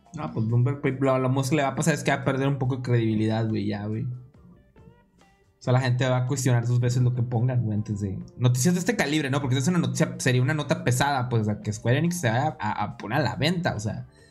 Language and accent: Spanish; Mexico; nosotros somos de México